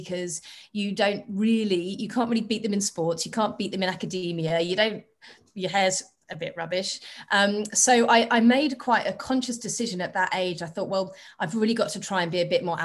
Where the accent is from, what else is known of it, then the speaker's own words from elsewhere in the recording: England, United Kingdom; moved away as an adult; also born or lived in Australia; now in Barcelona, Spain; I was born in England a long time ago, 42 years ago, but I've lived most of my adult life